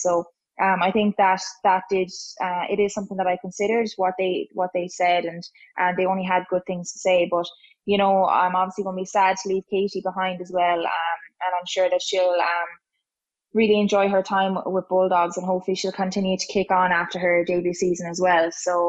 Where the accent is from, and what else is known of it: Ireland